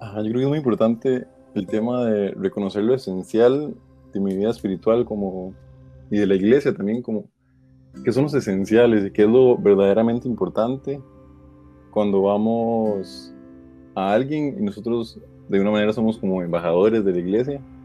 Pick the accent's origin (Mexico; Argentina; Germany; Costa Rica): Costa Rica; soy de Costa Rica